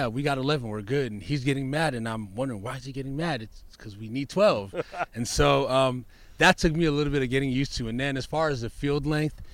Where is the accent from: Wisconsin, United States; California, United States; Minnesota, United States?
California, United States; Southern; also born or lived in Nigeria; I was born in Nigeria, moved to Southern California when I was about 8 years old